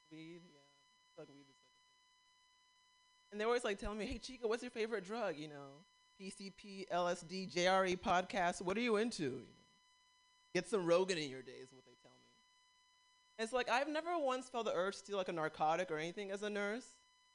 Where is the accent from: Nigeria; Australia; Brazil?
Nigeria; And like being Nigerian, like I grew up thinking I was gonna have an arranged marriage